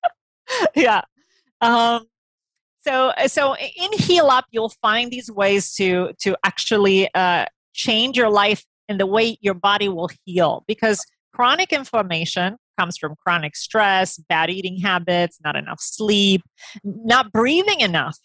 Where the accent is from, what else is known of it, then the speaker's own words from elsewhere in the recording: Romania; moved away; I grew up in Romania